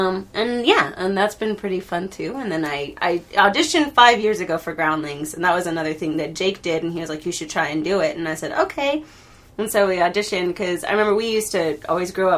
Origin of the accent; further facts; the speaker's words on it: Coarsegold, California, United States; also born or lived in Grants Pass, Oregon / Clovis, California / Oakhurst, California; I was born in Grants Pass, Oregon. Mm-hmm. And then we moved to Clovis for a couple of years, and then we moved to Oakhurst, and then slowly decided to reside in Coarse Gold, California